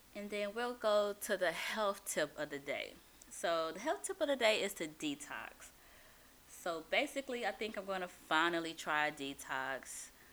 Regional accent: Houston, Texas, United States; I'm from Houston, so but my family's from Louisiana, but I'm from Houston

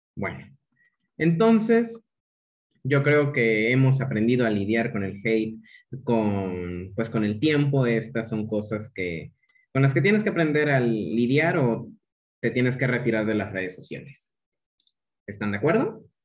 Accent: Chiapas, Mexico; Yo soy chiapaneco

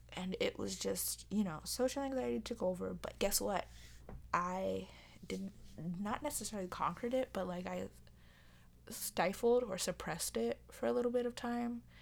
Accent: United States; as an American

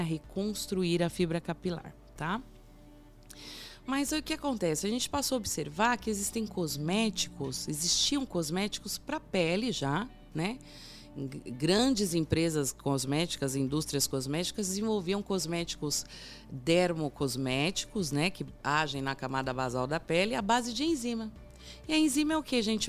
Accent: Brazil; somos brasileiros

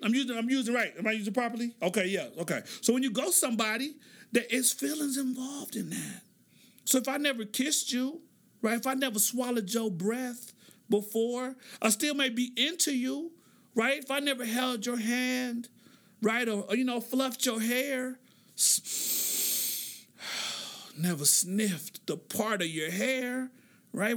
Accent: Oklahoma, United States; I'm from Oklahoma

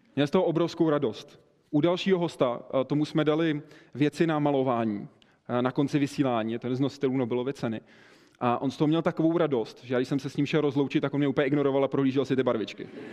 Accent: České Budějovice, South Bohemian Region, Czechia; u nás v Budějcích. Já jsem z Budějc, z jihu

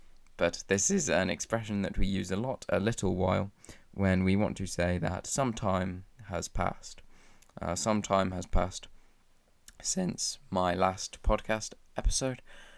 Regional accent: England, United Kingdom; I am from England, I'm from Great Britain, I live in a town called Shrewsbury

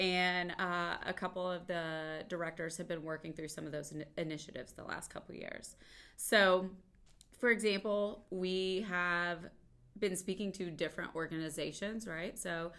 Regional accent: Central Appalachia, East Tennessee, United States; moved away as an adult; also born or lived in Kentucky / Atlanta, Georgia; now in Ohio, United States; originally I'm from Central Appalachia, East Tennessee, and I've spent a lot of my life in Tennessee

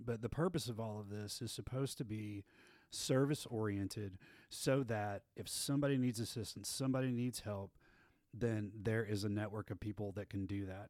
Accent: Abilene, Texas, United States; I grew up in Abilene, Texas, out in West Texas, and went to Wiley High School out there.

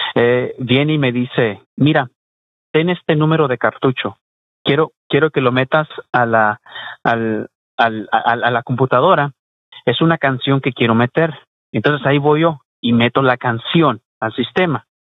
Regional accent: Mexico; now in Houston, United States; soy mexicano y trabajo en radio mexicana

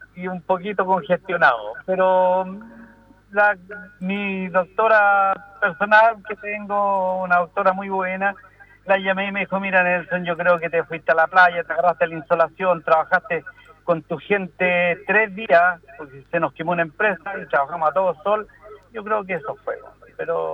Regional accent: Chile

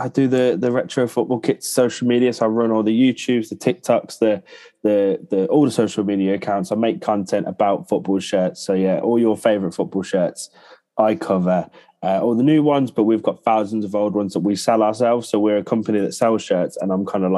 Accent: Birmingham, West Midlands, United Kingdom; I'm from Birmingham

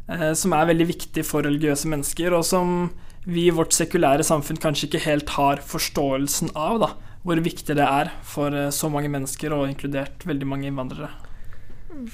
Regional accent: Norway; jeg er den første nordmannen

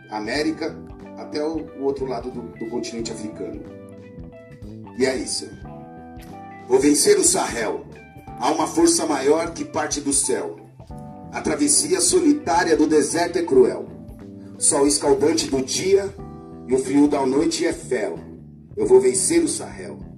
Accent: Mauá, São Paulo, Brazil; sou de Mauá, muito prazer.

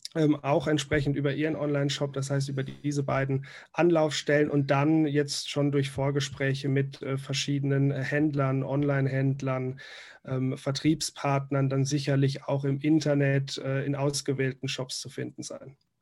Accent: Rhineland-Palatinate, Germany; als Pfälzer äh, hier geboren und aufgewachsen

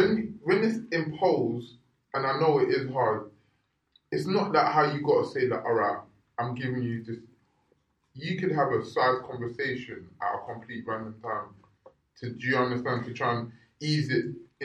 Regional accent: Nigeria; I'm Nigerian.

